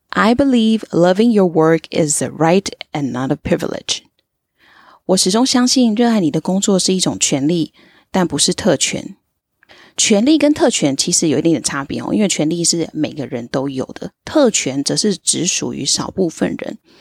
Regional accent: Tainan, Taiwan; 我自己是在台南长大，然后从来没有出过国，但是一直以来都对英文非常非常的有兴趣。现在呢是在外商公司担任专案经理的工作

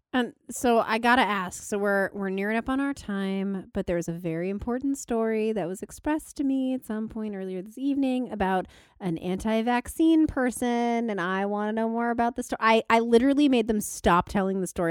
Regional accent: Thousand Oaks, California, United States; I'm from, um, Thousand Oaks

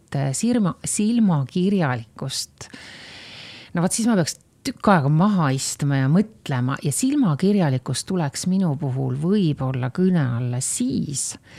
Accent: Estonia; kõik me olime ju sellised Eesti patrioodid

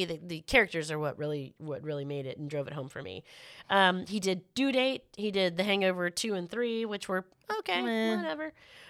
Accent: Florida, United States; I watched it because that was in Clearwater, Florida, and I'm from Florida, again.

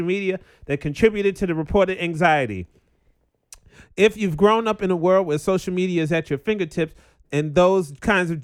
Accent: New York, United States; I grew up in New York circa 2010.

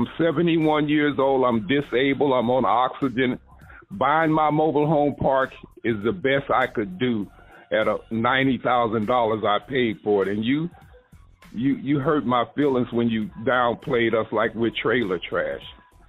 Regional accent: Los Angeles, California, United States; now in Georgia, United States; I live in Beaufort, Georgia. Born and raised in Los Angeles, California. Delivered mail for the post office 22 years. I live in a mobile home park here in Georgia.

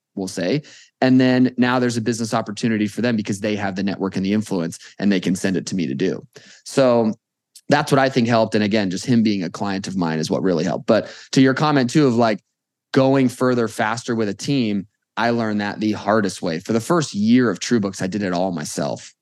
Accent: Las Vegas, Nevada, United States; born and raised in Vegas

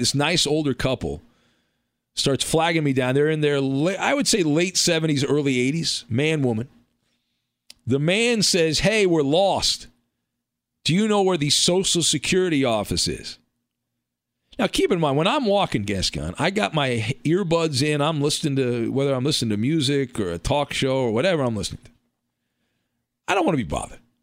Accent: California, United States; I grew up in California

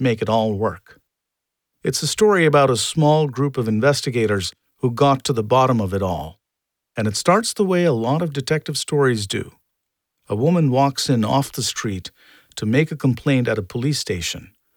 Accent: India; moved away; I was born and raised in India

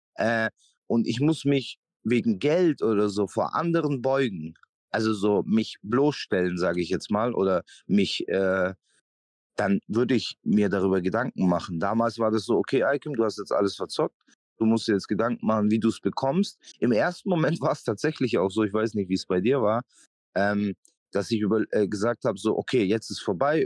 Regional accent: Memmingen, Bavaria, Germany; moved away; die Stadt, wo ich aufgewachsen bin, muss man auch dazu sagen, ähm, wie viele Einwohner hat Memmingen

